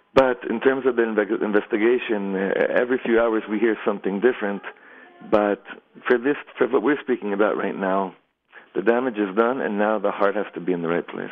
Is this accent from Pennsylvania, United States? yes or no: no; Los Angeles, California, United States; now in Efrat, Israel; I grew up in Los Angeles